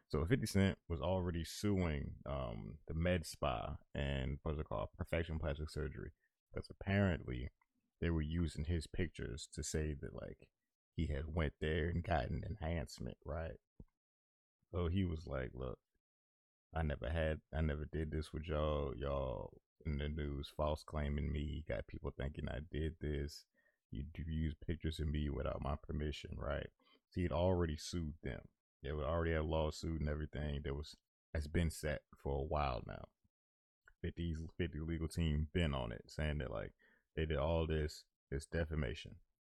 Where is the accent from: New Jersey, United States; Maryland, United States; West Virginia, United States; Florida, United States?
Florida, United States; Now, again, I'm from Florida, but I don't listen to ….